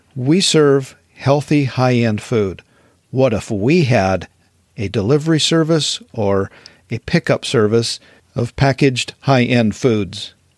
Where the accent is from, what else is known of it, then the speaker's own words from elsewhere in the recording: Wyoming, United States; growing up in Wyoming